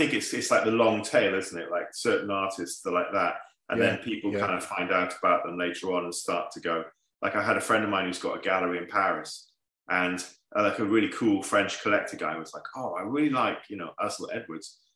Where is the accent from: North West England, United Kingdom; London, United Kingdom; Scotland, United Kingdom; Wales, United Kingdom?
Wales, United Kingdom; growing up in Wales